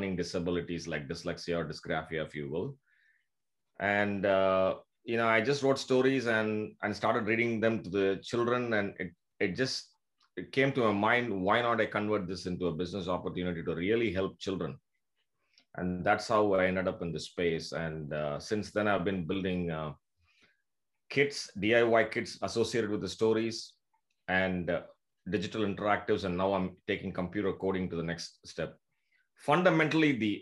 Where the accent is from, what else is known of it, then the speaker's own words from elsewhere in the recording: Puducherry, India; moved away as an adult; also born or lived in Canada / Tampa, Florida; I'm from India, from a small town called Pondicherry.